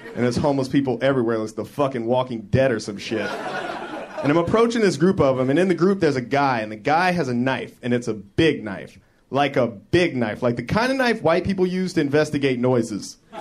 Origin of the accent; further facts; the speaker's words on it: Denver, Colorado, United States; my hometown of Denver